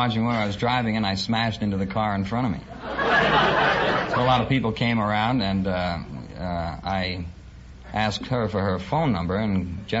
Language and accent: English; Paterson, New Jersey, United States; Patterson, New Jersey.